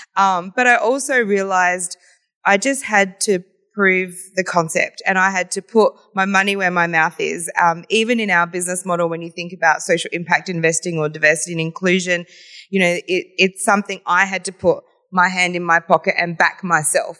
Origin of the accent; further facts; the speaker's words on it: Adelaide, South Australia, Australia; It has always been Adelaide for me. I was born, um, in Adelaide